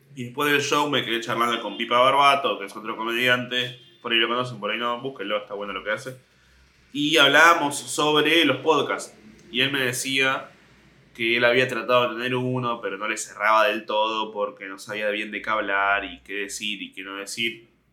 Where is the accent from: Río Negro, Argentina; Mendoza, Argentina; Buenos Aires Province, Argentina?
Buenos Aires Province, Argentina; Mar del Plata; cuando yo tenía tres años, nos mudamos. sí, sí, nos mudamos de, de Capital Federal a Mar del Plata